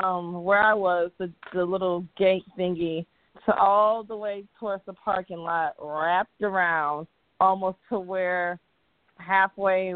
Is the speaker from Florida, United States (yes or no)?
no; hometown of All In, Illinois, United States; moved away; that's in my hometown